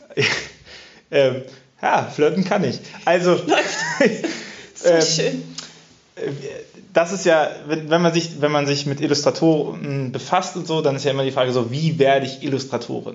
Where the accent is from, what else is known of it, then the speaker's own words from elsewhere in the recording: Cologne, North Rhine-Westphalia, Germany; als Kölner